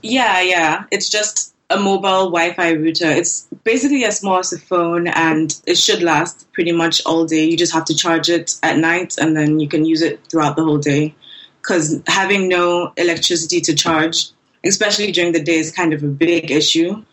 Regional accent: Nigeria; also born or lived in Lagos, Nigeria; I'm a Nigerian user interface designer and front end developer

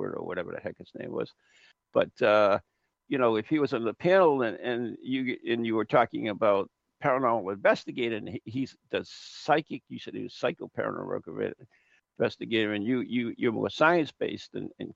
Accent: United States; I'm just an American

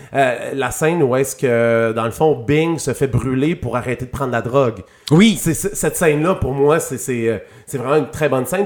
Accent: Saguenay, Quebec, Canada; j'ai grandi au Saguenay

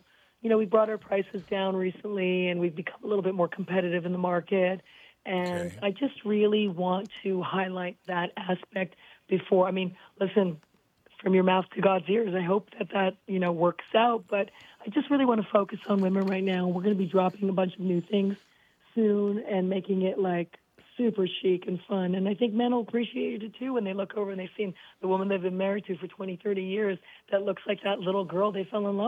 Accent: Canada; I don't apologize too often, although I am Canadian. Every other word is sorry.

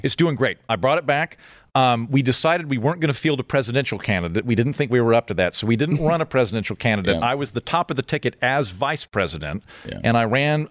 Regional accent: Oklahoma, United States; moved away; also born or lived in Los Angeles; I'm from Oklahoma

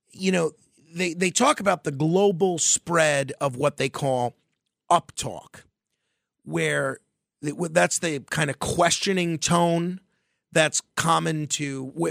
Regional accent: New York, United States; I grew up in New York.

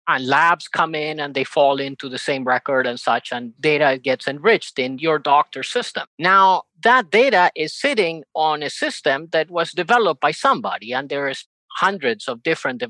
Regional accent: Spain; also born or lived in Uruguay / United States; now in Argentina; I was born in Uruguay, South America, raised in Spain, educated in the US, lived most of my life in Argentina, working in various fields in technology.

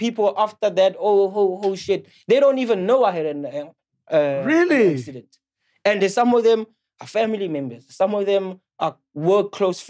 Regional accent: Benoni, Gauteng, South Africa; I'm from Benoni. I was born and raised in Benoni. Benoni Crystal Park.

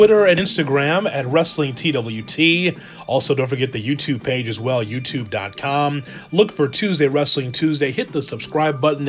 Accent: Chicago, Illinois, United States; being here, born and raised in Chicago

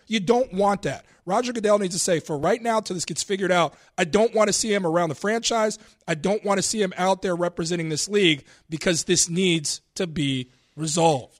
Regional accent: Cincinnati, Ohio, United States; Growing up in Cincinnati, loving the Bengals

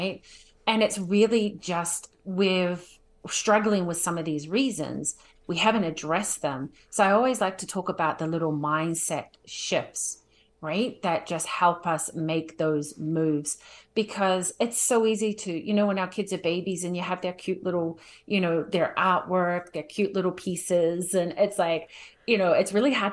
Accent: New Zealand; now in Calgary, Canada; I'm originally from New Zealand. I'll be short and sweet, but now I live in Calgary

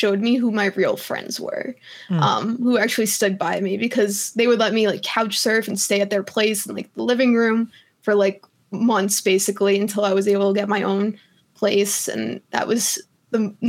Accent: New York, United States; now in Colorado, United States; I'm from New York

